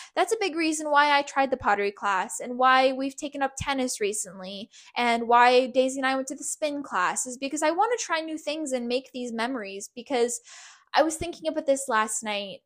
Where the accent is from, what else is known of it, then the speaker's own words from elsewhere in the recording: Canada; from Canada